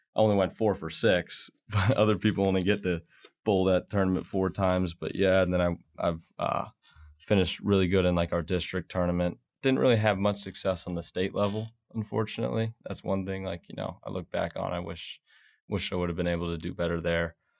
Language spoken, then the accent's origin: English; Rockledge, Florida, United States; moved away; I'm from Florida. We, uh, my family owns a bowling center, um, down in Florida, and, uh, I was kinda born in there